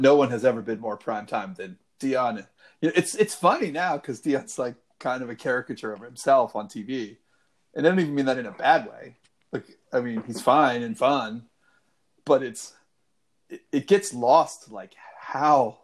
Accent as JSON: {"language": "English", "town": "Washington", "region": "District of Columbia", "country": "United States", "tie": "born or raised there", "said": "my hometown baseball team"}